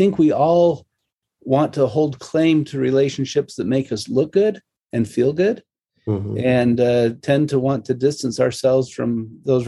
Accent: Salt Lake City, Utah, United States; growing up in Salt Lake, my experiences were at the old family history library

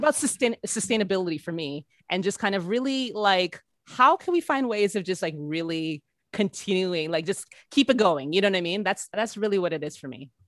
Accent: Canada; being a Canadian

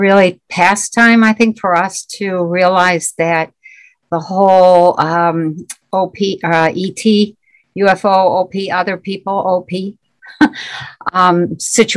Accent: Michigan, United States; I am from Michigan in the U.S.

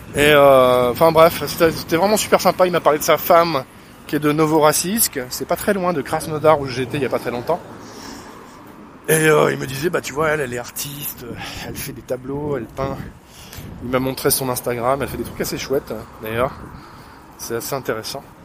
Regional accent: France; je suis français

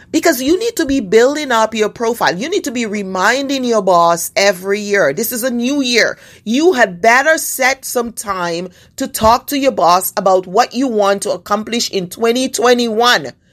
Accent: Canada; As a Canadian

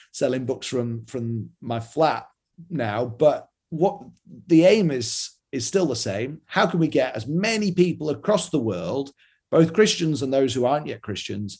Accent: Yorkshire and the Humber, United Kingdom; I'm from Yorkshire in England, where we're known for being, you know, thrifty

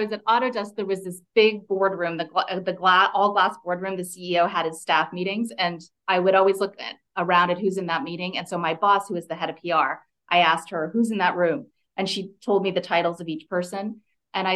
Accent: Canada; moved away; also born or lived in California; I grew up in Canada, and I was living in California

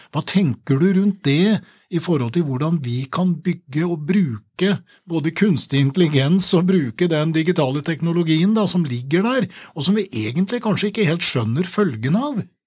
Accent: Åmot, Innlandet, Norway; moved away; jeg er jo fra Åmot sjøl og har kommet tilbake igjen

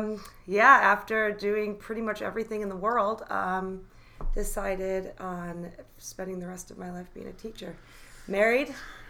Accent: New York, United States; now in Washington, United States; I am originally from New York, moved all over the world, and somehow landed in Washington because it's the most beautiful place ever.

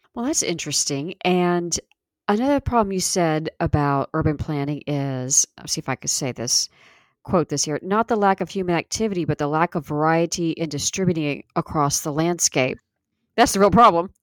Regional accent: Niceville, Florida, United States; also born or lived in Key Largo, Florida; growing up in Niceville

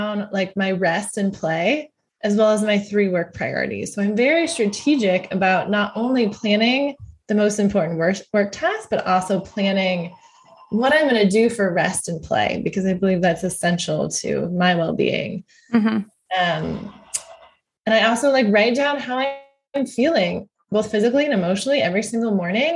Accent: United States; I'm an American

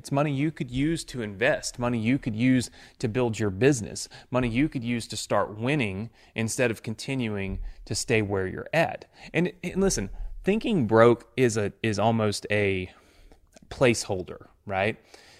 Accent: Mississippi, United States; I'm a kid from Mississippi. I graduated with like, I think 30 people in my class.

